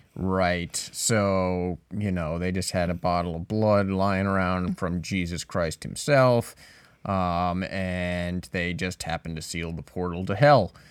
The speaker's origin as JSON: {"language": "English", "town": "Burrillville", "region": "Rhode Island", "country": "United States", "tie": "born or raised there", "said": "my hometown of Barrowville, Rhode Island, specifically Harrisville."}